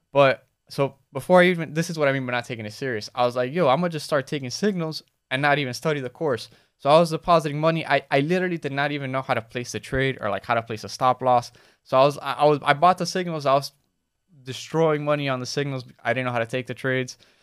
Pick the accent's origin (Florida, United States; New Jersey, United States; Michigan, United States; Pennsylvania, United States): Florida, United States; Miami; born or raised there